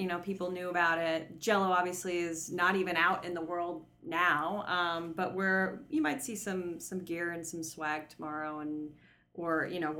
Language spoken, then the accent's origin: English; United States; being the American